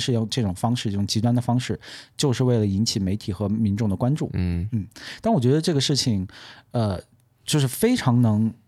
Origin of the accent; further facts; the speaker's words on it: China; moved away; 我作为一个在中国长大的一个少数民族